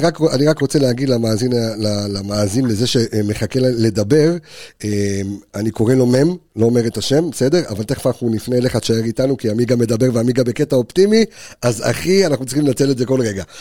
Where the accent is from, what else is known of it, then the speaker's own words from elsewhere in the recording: Jerusalem, Jerusalem District, Israel; בתור ילד חרדי שגדל בירושלים